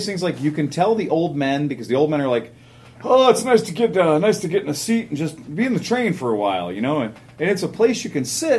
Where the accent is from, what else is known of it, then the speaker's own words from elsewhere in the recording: Cleveland, Ohio, United States; I'm from Cleveland, Ohio